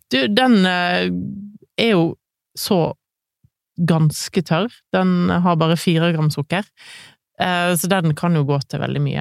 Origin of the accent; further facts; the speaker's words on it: Grand Est, France; Norwegian is a second language; now in Norway; Det er en av mine favorittretter fra hele Frankrike. Jeg kommer fra Alsace.